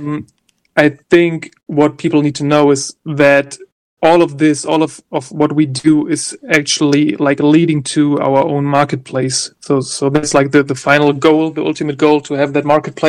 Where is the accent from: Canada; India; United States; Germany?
Germany; I'm from Germany yet, but I'm from Germany.